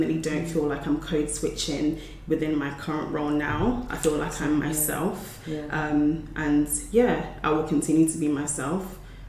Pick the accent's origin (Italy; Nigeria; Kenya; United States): Nigeria; as a Nigerian, you'd be like, oh, sorry. But, you know, but it's like, it in the British culture, that's not the case.